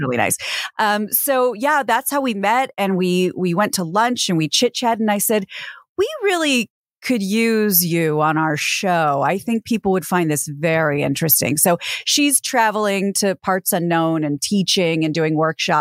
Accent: Kansas, United States; now in Los Angeles, United States; my home state of Kansas

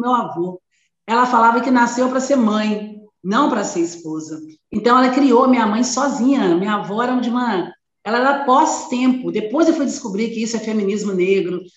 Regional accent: Belo Horizonte, Minas Gerais, Brazil; eu sou de uma família pobre, muito pobre, de Belo Horizonte, Minas Gerais, eu sou mineira

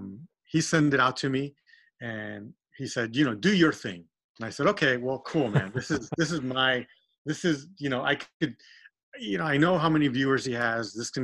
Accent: Texas, United States; now in California, United States; I grew up in Texas and there's no rust.

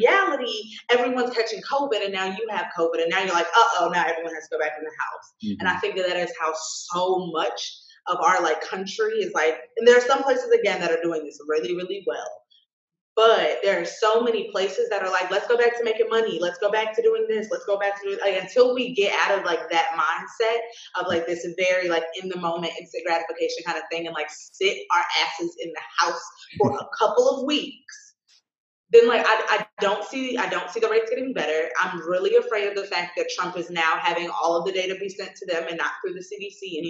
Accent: United States; being American

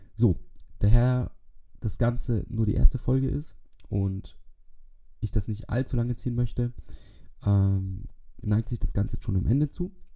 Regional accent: Bavaria, Germany; Ich komme aus Bayern

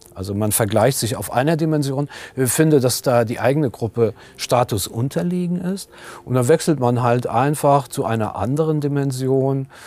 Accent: Germany; ich bin vielleicht Professor oder ich arbeite an der Helmut Schmidt Universität, ich gehöre zu den Beschäftigten hier an meiner Universität, ich bin Mann, ich bin Deutscher

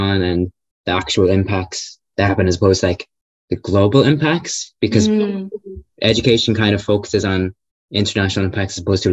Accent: Ireland; I'm Irish, lived in Ireland my whole life

